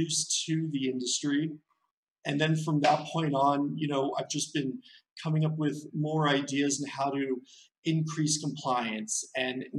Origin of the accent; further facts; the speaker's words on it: Torrance, California, United States; moved away as an adult; my city where I grew up in Torrance, which is a suburb of Los Angeles